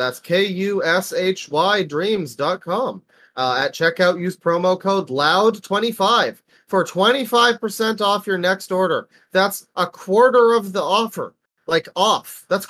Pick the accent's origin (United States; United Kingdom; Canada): Canada; As a Canadian host